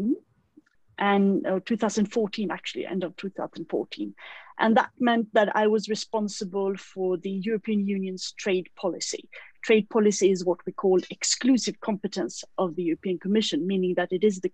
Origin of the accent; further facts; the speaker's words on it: Sweden; moved away as an adult; also born or lived in Brussels; I have moved back to Sweden, which is my home country.